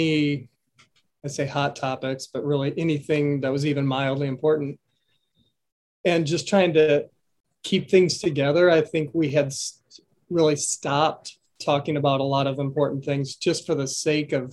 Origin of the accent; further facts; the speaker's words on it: Iowa, United States; moved away as an adult; I grew up in Iowa and I moved here 20 years ago